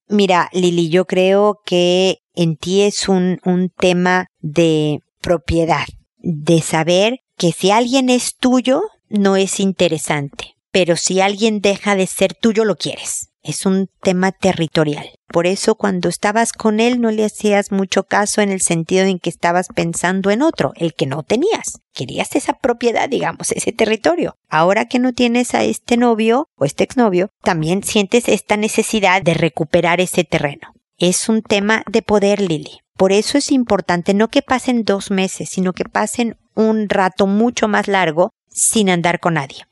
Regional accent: Mexico; moved away as an adult; also born or lived in United States; now in Chile; mi sueño es volver a México y envejecer allá porque es mi tierra

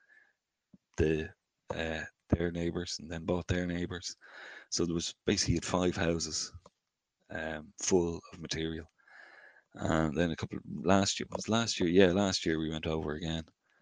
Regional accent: Dún Laoghaire, Leinster, Ireland; I grew up in Dunleary

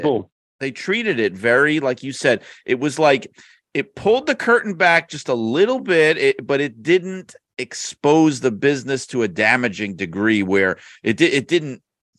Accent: New York City, New York, United States; I grew up in New York City

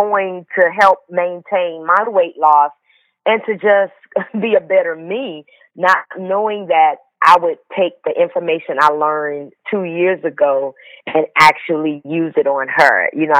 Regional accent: Atlanta, Georgia, United States; So I grew up in the city of Atlanta in a little area called Pool Creek. It wasn't the best

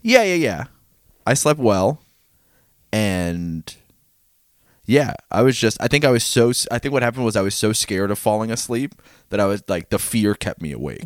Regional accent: New York, United States; we're from New York.

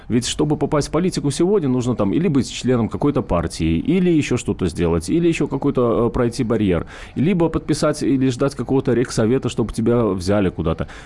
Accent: Moscow, Russia; А все деньги мы, это москвичи, мы, мы занимаемся фандрейзингом

